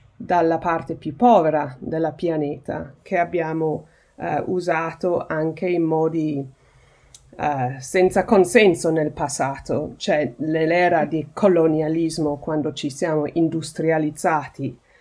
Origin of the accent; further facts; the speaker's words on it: United Kingdom; il mio paese, il Regno Unito